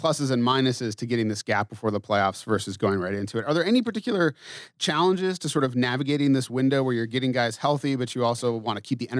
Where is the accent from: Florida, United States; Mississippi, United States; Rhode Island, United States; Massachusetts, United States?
Massachusetts, United States; moved away; I grew up in Massachusetts, so I grew up a Red Sox fan.